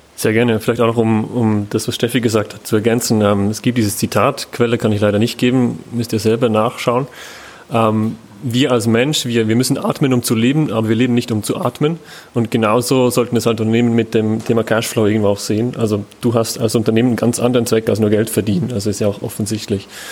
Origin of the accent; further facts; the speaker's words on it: Switzerland; ich bin selber Schweizer